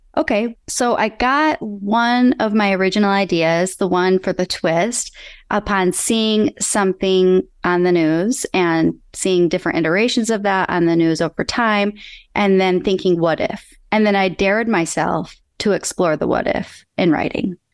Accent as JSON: {"language": "English", "region": "Michigan", "country": "United States", "tie": "born or raised there", "moved": "yes", "lives_now": "California, United States", "said": "I'm originally from Michigan. I live in California now"}